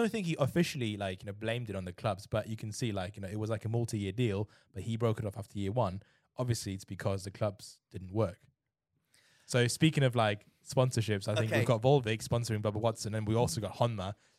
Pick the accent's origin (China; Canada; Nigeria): China; You know, I know I'm from China, right? So people there buy, you know, gold drivers for $5,000 each.